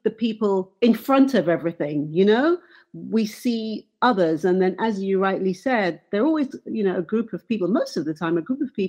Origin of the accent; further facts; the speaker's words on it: England, United Kingdom; growing up in England